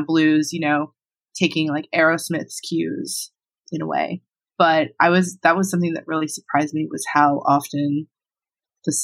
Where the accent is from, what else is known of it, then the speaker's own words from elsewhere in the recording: Long Island, New York, United States; I grew up on Long Island